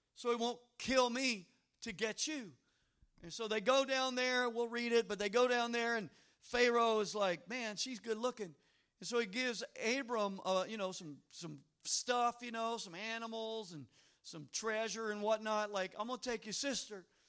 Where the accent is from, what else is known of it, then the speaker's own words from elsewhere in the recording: Louisiana, United States; I'm from Louisiana